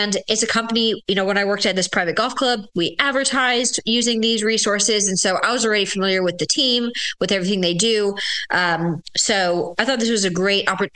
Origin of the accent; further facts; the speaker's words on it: Williamsburg, Virginia, United States; I'm from Williamsburg. I've been here since fourth grade